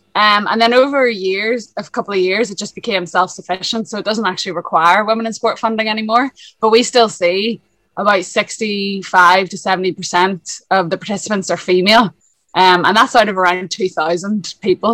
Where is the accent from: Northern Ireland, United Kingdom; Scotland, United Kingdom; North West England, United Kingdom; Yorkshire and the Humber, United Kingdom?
Northern Ireland, United Kingdom; Lisburn; moved away as an adult; now in Dublin, Ireland; I'm originally from Lisburn, up north, hence the accent. Uh, and then I moved to Dublin in 2011